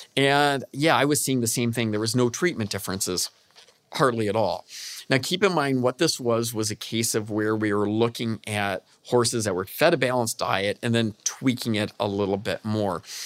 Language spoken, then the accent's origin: English; Michigan, United States; I'm from Michigan